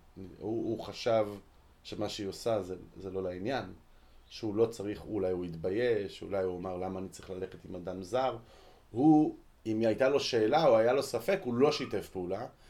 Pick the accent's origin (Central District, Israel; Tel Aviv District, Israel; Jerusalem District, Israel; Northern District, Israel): Central District, Israel; Ra'anana; אני גדלתי ברעננה